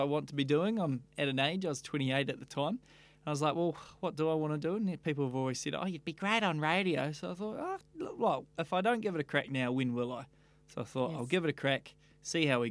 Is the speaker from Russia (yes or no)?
no; Leithfield, Canterbury, New Zealand; also born or lived in London / Austria / Western Australia; I grew up in North Canterbury in Leafield, so it's a small beach town about 45 minutes north of Christchurch. So I was there until I was about 19